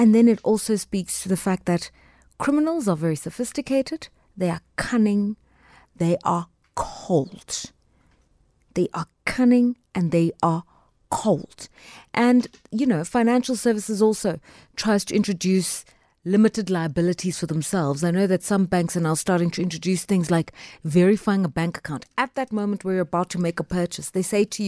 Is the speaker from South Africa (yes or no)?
yes; South Africa